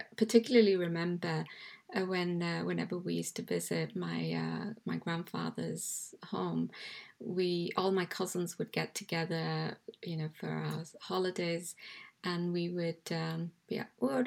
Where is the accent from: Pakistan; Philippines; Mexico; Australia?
Pakistan; Karachi, Sindh; also born or lived in England / Belfast, Northern Ireland; now in West Yorkshire, United Kingdom; I was born in England, but I actually grew up, spent my formative years in Karachi from, say, maybe the age of 10.